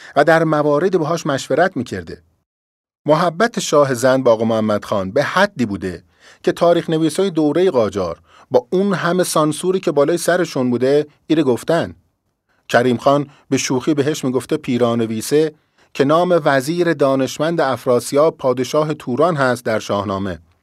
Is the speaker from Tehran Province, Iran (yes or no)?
no; Shiraz, Fars, Iran; من اهل شیرازم